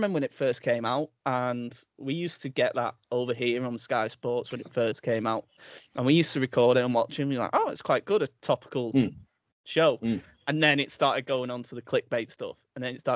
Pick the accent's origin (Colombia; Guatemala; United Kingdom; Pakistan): United Kingdom; England; as an Englishman